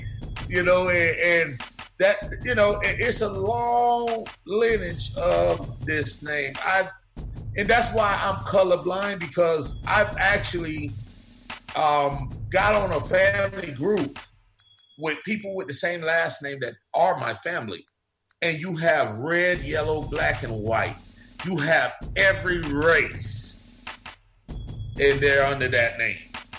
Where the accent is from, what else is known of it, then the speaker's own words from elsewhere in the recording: Bahamas; I actually caught that shit because, you know, I'm from the Bahamas. So when they say, they don't say Scavella over there, they say Scavala.